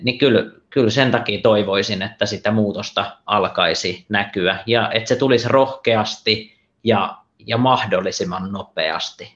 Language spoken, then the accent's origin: Finnish; Central Finland, Finland; now in Espoo, Finland; mä itse olen, olen kotoisin Keski-Suomesta